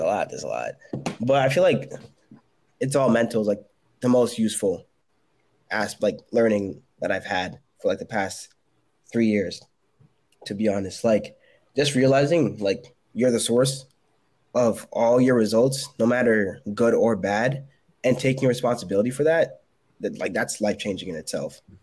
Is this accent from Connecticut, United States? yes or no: yes; Connecticut, United States; moved away as an adult; now in South Carolina, United States; I'm from Connecticut, but I moved to South Carolina for my last role